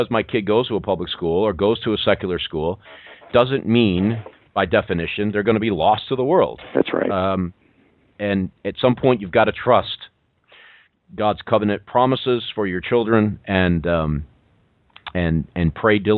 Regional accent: Ohio, United States; now in Chattanooga, United States; I'm from I'm from Ohio um, originally.

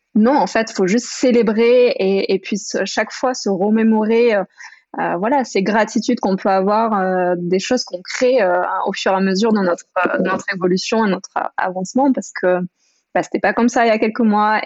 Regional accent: France; moved away as an adult; grandi jusqu'à mes 18 ans dans les Pyrénées

